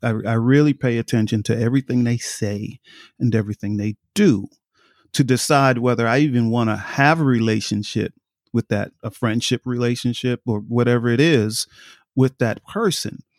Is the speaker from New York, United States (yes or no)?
yes; New York, United States; I grew up in New York